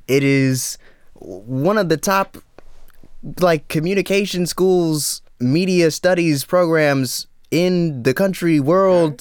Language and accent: English; Dallas suburbs, Texas, United States; moved away as an adult; now in Austin, United States; I'm from Dallas.